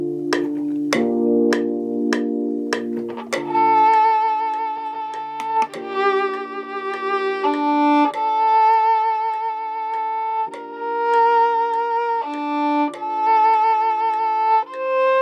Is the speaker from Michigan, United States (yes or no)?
no; Virginia, United States; now in Atlanta, United States; I'm based in Atlanta, but I'm originally from Virginia.